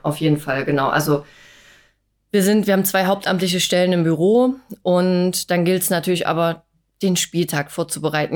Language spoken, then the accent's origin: German; Dresden, Saxony, Germany; moved away as an adult; also born or lived in Chemnitz; now in Wolmirstedt, Germany; bin äh, gebürtige Dresdnerin